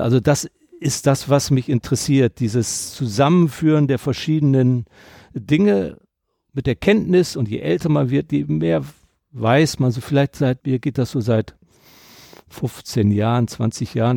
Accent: Delmenhorst, Lower Saxony, Germany; moved away as an adult; also born or lived in Rhineland; ich komme aus Delmenhorst, bin Norddeutscher

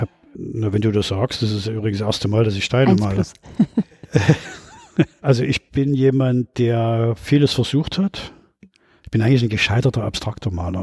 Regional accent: Leipzig, Saxony, Germany; Ich bin 1959 in Leipzig geboren

